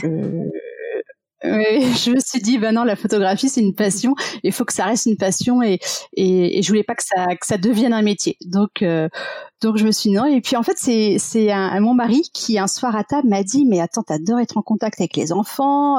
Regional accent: Paris region, Île-de-France, France; also born or lived in Michigan, United States; j'ai grandi en région parisienne

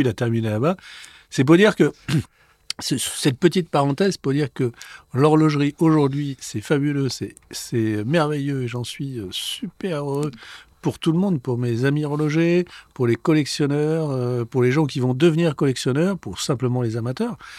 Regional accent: France; also born or lived in Switzerland; quand on vient de France et qu'on arrive euh, en Suisse dans une école d'horlogerie

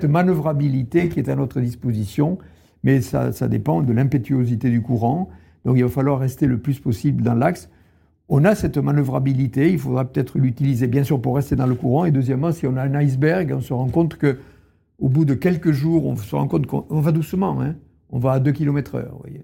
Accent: Tarn, Occitania, France; je suis né dans le Tarn, à la campagne, il y avait les champs derrière la maison.

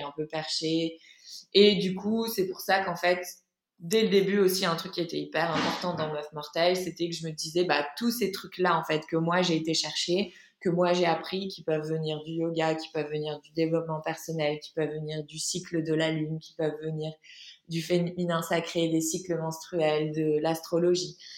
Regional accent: Lille, Hauts-de-France, France; moved away as an adult; also born or lived in Paris; de base je suis de Lille

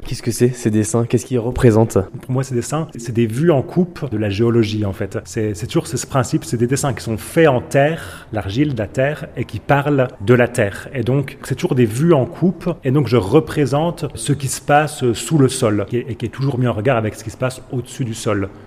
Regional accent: Jura, Bourgogne-Franche-Comté, France; moved away; also born or lived in Épinal; Je suis né dans le Jura

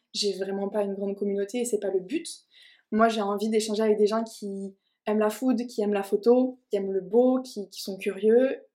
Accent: Toulouse, Occitania, France; je suis originaire de Toulouse

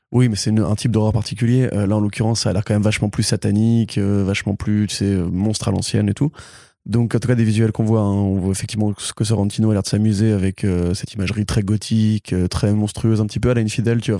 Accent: Italy; moi je suis italien.

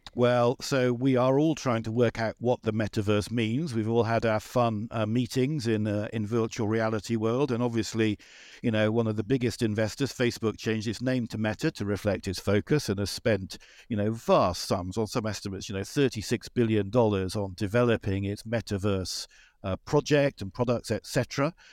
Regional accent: United Kingdom; I'm a British person

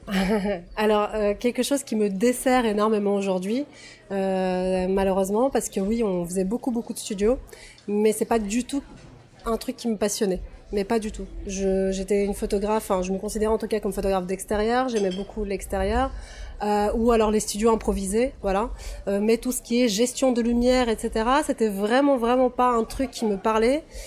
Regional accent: Russia; now in France; je suis née en Russie soviétique, j'ai grandi en Russie post-soviétique

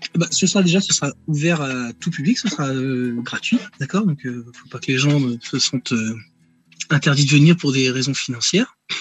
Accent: Rennes, Brittany, France; je suis natif de Rennes, hein, voilà, je vis dans la région rennaise encore aujourd'hui

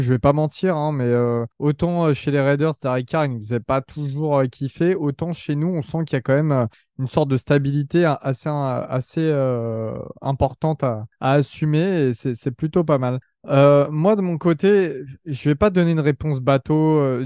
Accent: France; on est jeunes, on est français, on n'a pas grandi euh, là-bas

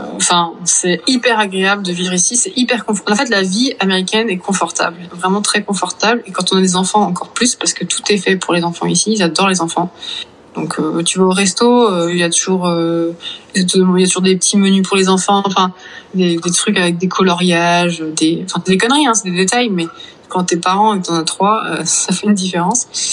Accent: Vannes, Brittany, France; moved away; j'ai grandi à Vannes, en Bretagne

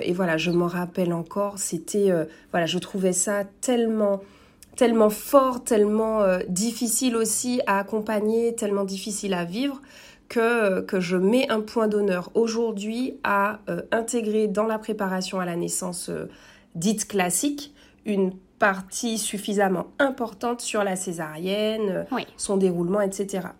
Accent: Martinique; now in French Guiana; je suis martiniquaise

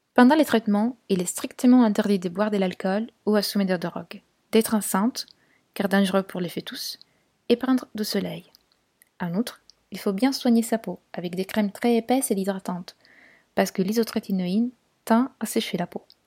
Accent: Turin, Piedmont, Italy; French is a second language; moved away as an adult; also born or lived in London; now in Paris, France; à Turin, ma ville natale.

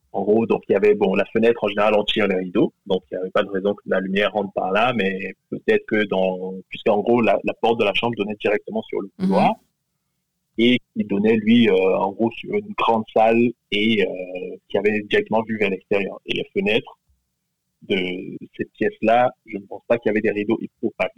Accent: Cameroon; je suis originaire du Cameroun

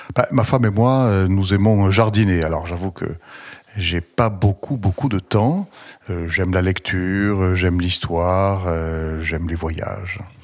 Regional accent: Toulouse, Occitania, France; je suis né euh, à Toulouse le 19 juillet 1960

